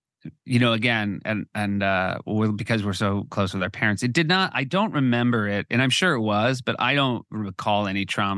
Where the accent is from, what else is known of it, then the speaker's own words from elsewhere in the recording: New Hampshire, United States; our parents are still in the house we grew up in New Hampshire.